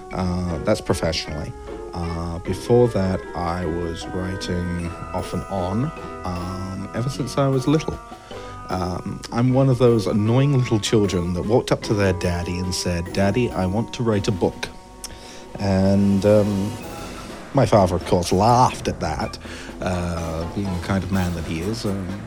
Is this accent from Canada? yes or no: yes; Ottawa, Ontario, Canada; also born or lived in Eastbourne; now in Wuhan, China; I'm originally from Ottawa, Ontario. Before that, Eastbourne, East Sussex, England.